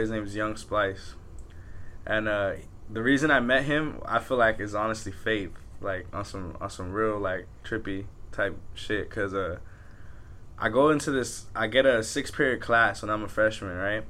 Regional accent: Pico Rivera, California, United States; we're from Pico, like West Covina's far to us

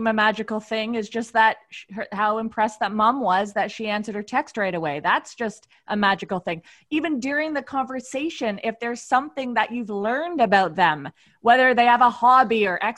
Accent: Canada; I'm the only Canadian

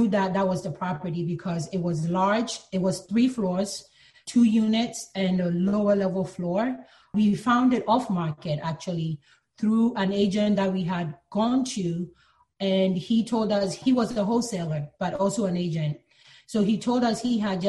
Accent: Philadelphia, Pennsylvania, United States; also born or lived in Ghana; now in New York, United States; I was born in Ghana, but my family moved to the U.S. when I was very young to Philadelphia, so that's where I grew up.

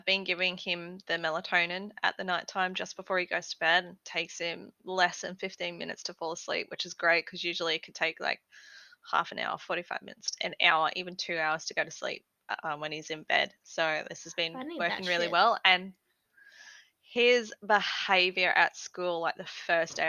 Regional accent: Queensland, Australia; I am Queenslander.

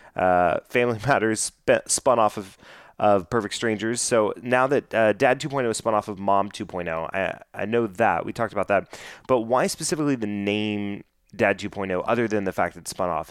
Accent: Dallas, Texas, United States; born and raised here in the Dallas Fort Worth area

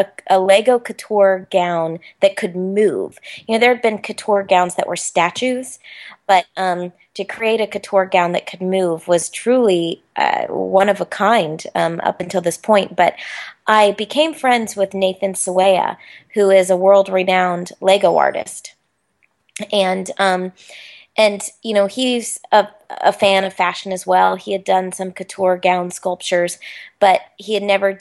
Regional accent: Orlando, Florida, United States; ever since I was a little girl growing up in Orlando

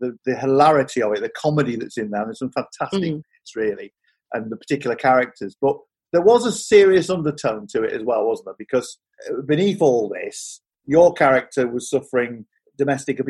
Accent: Yorkshire and the Humber, United Kingdom; I grew up in Yorkshire in the 1970s in the mining village, mining community

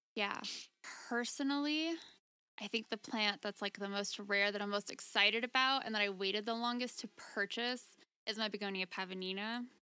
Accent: Florida, United States; moved away as an adult; now in Colorado, United States; I'm from Florida

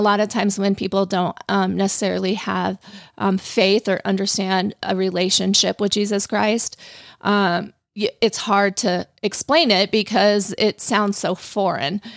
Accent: Colorado, United States; moved away as an adult; also born or lived in Arizona; I grew up in Colorado

